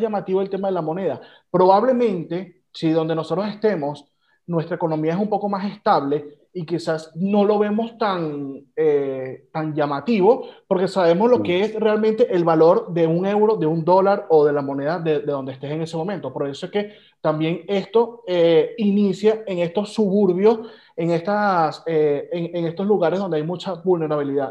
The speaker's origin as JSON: {"language": "Spanish", "country": "Venezuela", "said": "como venezolanos"}